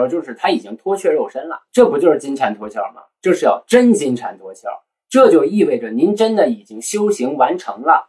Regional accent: Northeast China, China; accent: Northeastern; 我们东北人

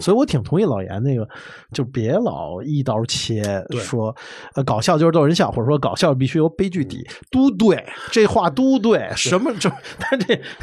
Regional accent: Beijing, China; 因为我是这块土地长起来的，是一骨子里的事儿

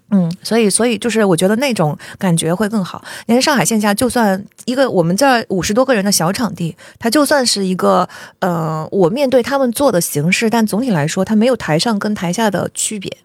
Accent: Zhejiang, China; moved away; 我出生于山里。我身上留着小， 这让人做小生意的血液

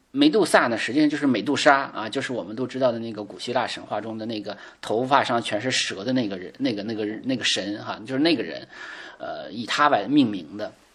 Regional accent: China; 我们中国人

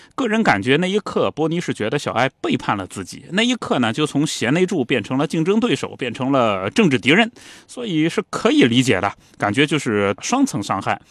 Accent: China; 我们中国人

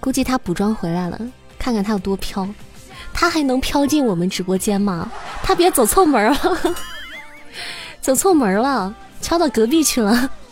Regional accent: Xi'an, Shaanxi, China; 我还不是西安的，我是西安郊区的

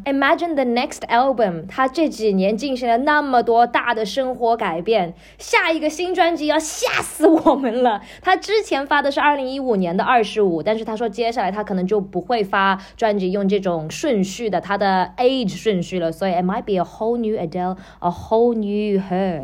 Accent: China; 我们中国人的传统

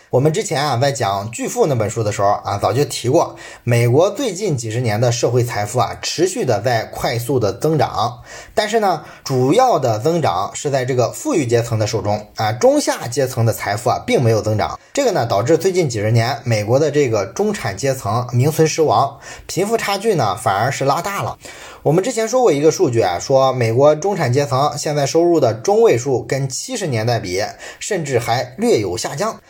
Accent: China; 我想我们中国人倒是不太知道啊

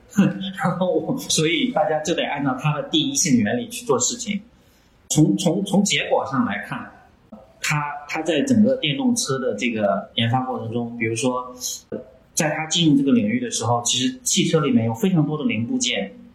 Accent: China; 我们中国人比较勤劳

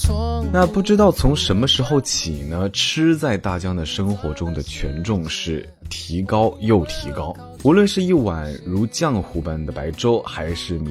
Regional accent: Kenting, Pingtung County, Taiwan; Let's go，带你到我的家乡去看一看。垦丁是一个靠海的城市

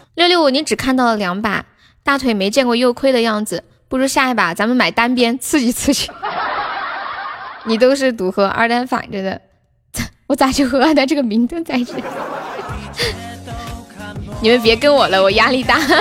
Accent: Nanchong, Sichuan, China; 就我们南充的一个特产

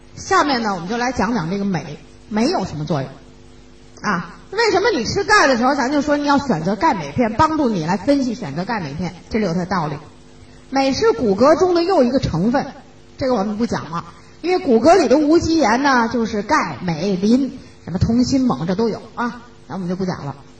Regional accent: China; 我们中国人

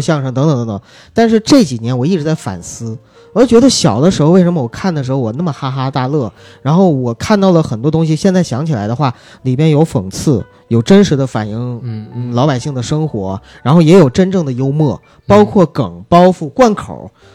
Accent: Northeast China, China; accent: Northeastern; 用我们东北话叫耍狗驼子

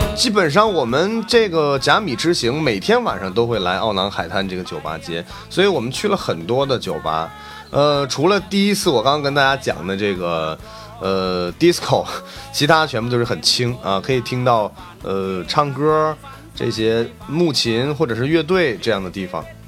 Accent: China; 我是一个中国人

